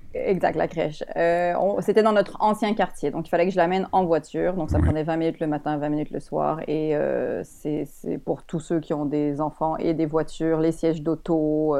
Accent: Montreal, Quebec, Canada; also born or lived in Paris, France; je suis québécoise

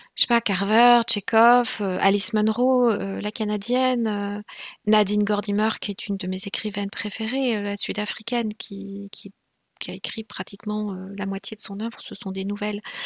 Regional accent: Rwanda; first language Kinyarwanda; French is a second language; moved away as an adult; j'ai prétendu ne pas parler le Kinyarwanda, ma langue maternelle

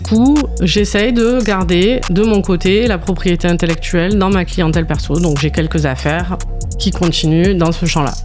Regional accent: Sète, Occitania, France; also born or lived in Montpellier; Je suis originaire de Sète

